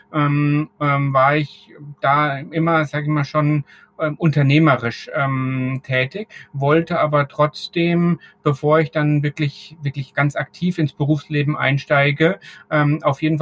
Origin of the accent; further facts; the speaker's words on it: Bavaria, Germany; Als, als Franke ist man ja